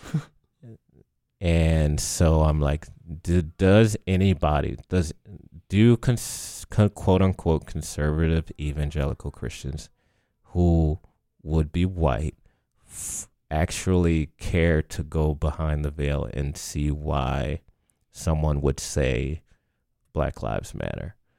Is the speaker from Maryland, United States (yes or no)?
yes; Baltimore, Maryland, United States; moved away as an adult; now in Lancaster, United States; I came to Lancaster from Baltimore